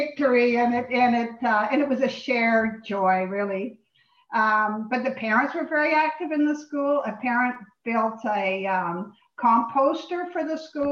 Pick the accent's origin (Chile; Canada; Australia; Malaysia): Canada; Lindsay, Ontario; also born or lived in England; now in Richmond Hill, Canada; I was born in England. I came here as a baby, and my parents lived on a farm near Lindsay